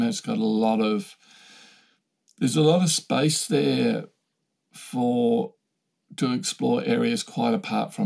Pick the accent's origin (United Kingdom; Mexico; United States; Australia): Australia; I'm Australian